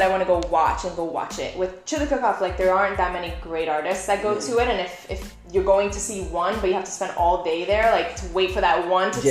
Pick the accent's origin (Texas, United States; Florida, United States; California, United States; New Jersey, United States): Florida, United States; Miami Beach; also born or lived in Brazil / Plantation, Florida; I went to elementary school when I moved here from Brazil, and middle school in South Beach. Like, that's where I grew up. And it was a very Latin community. Everyone spoke Spanish, so it was like either really Latin or really Jewish.